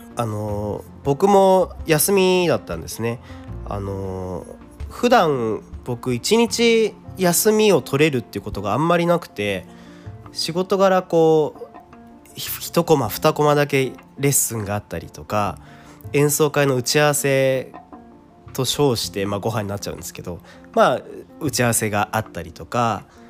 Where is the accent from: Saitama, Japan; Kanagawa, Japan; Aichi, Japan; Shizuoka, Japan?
Kanagawa, Japan; Kawasaki; 僕の地元、まあ、駅が ジェイアール 南部線の鹿島田駅とか、横須賀線の新川崎駅っていうとこ、僕家近いんですけど